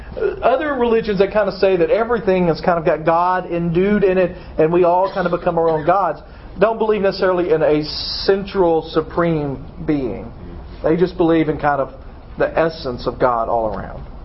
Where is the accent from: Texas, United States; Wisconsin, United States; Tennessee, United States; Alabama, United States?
Tennessee, United States; Dyersburg; moved away as an adult; I left Dyersburg when I was 18